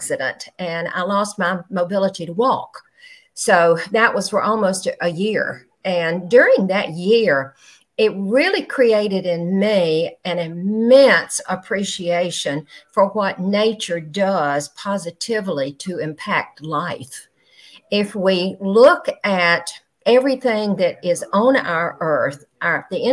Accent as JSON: {"language": "English", "region": "Georgia", "country": "United States", "moved": "yes", "lives_now": "Panama City, United States", "said": "originally from Georgia"}